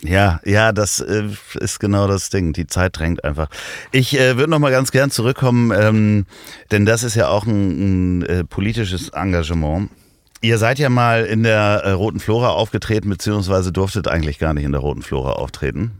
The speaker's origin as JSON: {"language": "German", "region": "Hamburg", "country": "Germany", "said": "als Hamburger Jungen"}